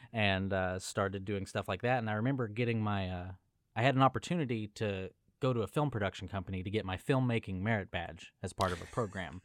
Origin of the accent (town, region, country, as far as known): Los Angeles, California, United States; born or raised there; moved away